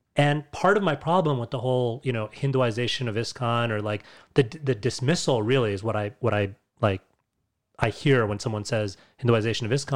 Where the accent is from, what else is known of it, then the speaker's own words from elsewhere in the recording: New York, United States; Born and raised in the United States, in New York specifically